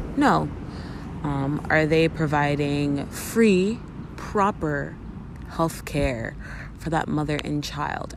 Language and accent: English; Canada; as a Canadian